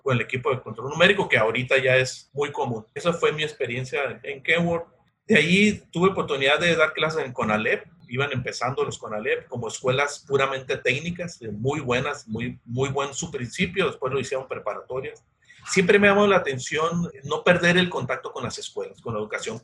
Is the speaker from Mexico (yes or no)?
yes; San Luis Río Colorado, Sonora, Mexico; moved away as an adult; also born or lived in Mexico City / Agua Prieta; soy oriundo de la San Luis de Colorado, Sonora